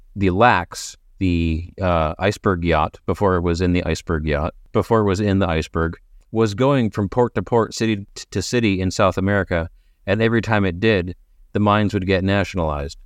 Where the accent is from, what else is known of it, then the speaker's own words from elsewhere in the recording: Canada; I'm a Canadian